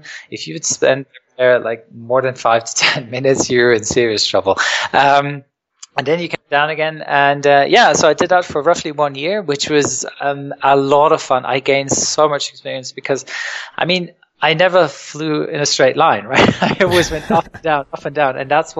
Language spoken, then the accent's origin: English; England, United Kingdom; also born or lived in Germany; No, I was born in Germany, but I was sort of partly raised in England. I spent a lot of my childhood in England, and my mum's originally from England